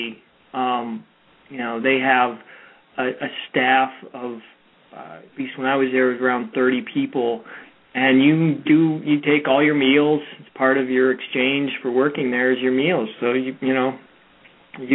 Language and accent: English; Florida, United States; moved away as an adult; also born or lived in Taiwan; my hometown, like literally, you know, the community that I grew up